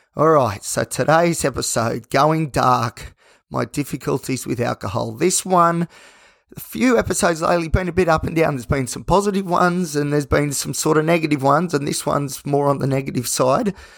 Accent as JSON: {"language": "English", "country": "Australia", "said": "as an Aussie. It's all part of our, our very thin culture that we have"}